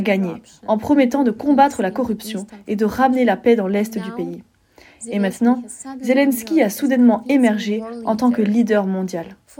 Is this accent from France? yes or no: no; Ukraine; French is a second language; moved away as an adult; now in Estonia; Je viens d'Ukraine et quand les gens me demandent où est-ce que je vis exactement, j'essaie d'expliquer que je viens d'une petite ville dont ils vont probablement oublier le nom